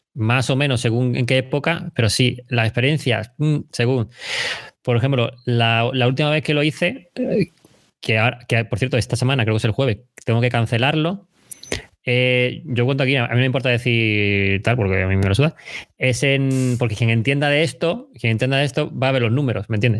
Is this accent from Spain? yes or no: yes; Chiclana de la Frontera, Andalusia, Spain; moved away as an adult; soy de Chiclana, de Cádiz